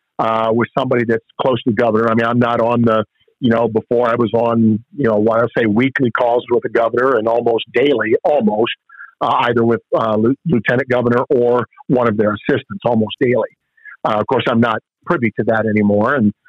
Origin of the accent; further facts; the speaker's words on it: Upper Sandusky, Ohio, United States; also born or lived in Columbus; my hometown of Upper Sandusky